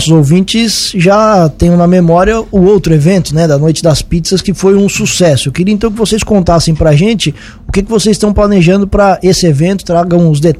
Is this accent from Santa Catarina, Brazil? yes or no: yes; Morro da Fumaça, Santa Catarina, Brazil; Eu sou de Morro da Fumaça.